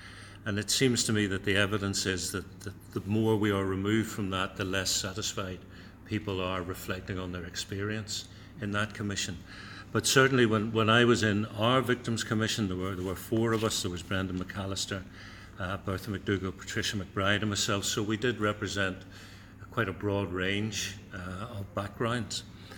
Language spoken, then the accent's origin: English; Northern Ireland, United Kingdom; I grew up through the Troubles. And here's my experience of growing up in Linadoon with the army all and the police all over us.